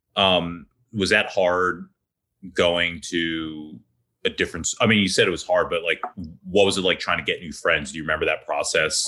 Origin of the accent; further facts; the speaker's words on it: Ambler, Pennsylvania, United States; growing up in Ambler